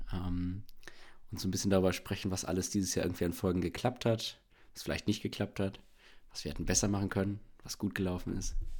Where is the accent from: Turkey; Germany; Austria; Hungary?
Germany; Bielefeld, North Rhine-Westphalia; now in Berlin, Germany; ich bin aus Bielefeld, lebe in Berlin